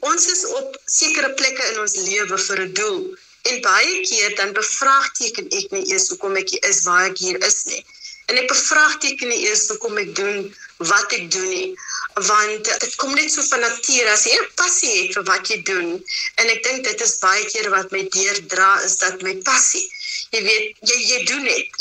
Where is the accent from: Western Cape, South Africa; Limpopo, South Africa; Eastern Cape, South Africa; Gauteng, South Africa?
Western Cape, South Africa; Abbotsdale; daar wat ek groot geword het in Abbotsdale, 'n um, sendingsdorpie net buitekant Mammesbury